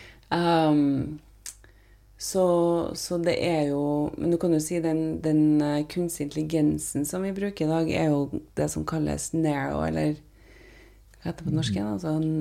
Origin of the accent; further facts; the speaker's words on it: Trondheim, Trøndelag, Norway; moved away as an adult; also born or lived in United States; hvordan jeg vokste opp i, i Trondheim